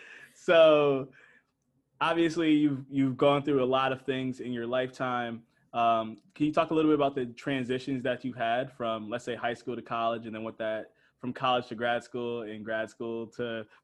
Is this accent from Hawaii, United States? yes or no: no; Connecticut, United States; So you're also from the Connecticut area. You're actually from a town like right next door to mine. I'm from Farmington.